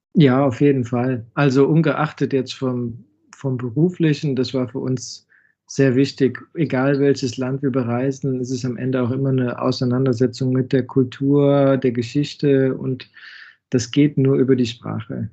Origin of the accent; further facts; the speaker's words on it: Düsseldorf, North Rhine-Westphalia, Germany; moved away as an adult; also born or lived in Rosenheim, Germany; now in China; gebürtig aus dem Raum Düsseldorf